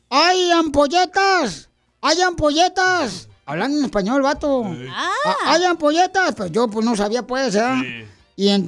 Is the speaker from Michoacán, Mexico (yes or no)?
yes; Zacuay, Michoacán, Mexico; now in Los Angeles, United States; Cuando yo llegué aquí a Estados Unidos, de Zacuay, Michoacán, mi primer trabajo lo conseguí en una farmacia aquí en Los Ángeles.